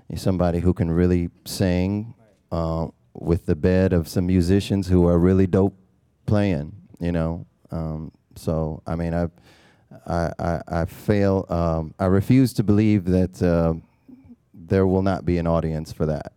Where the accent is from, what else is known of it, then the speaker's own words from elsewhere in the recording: Milwaukee, Wisconsin, United States; Born and raised in Milwaukee